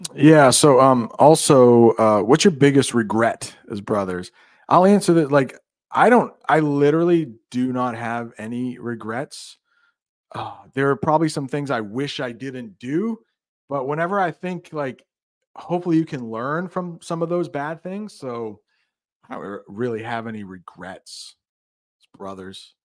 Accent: United States; as an American

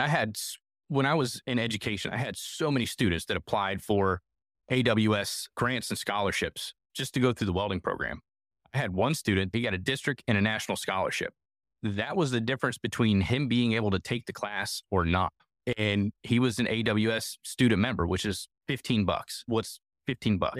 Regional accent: Northeastern Ohio, United States; moved away; I'm originally from Northeastern Ohio

